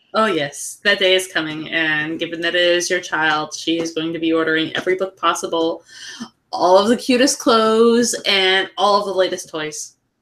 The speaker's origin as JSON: {"language": "English", "region": "California", "country": "United States", "said": "we are Californian"}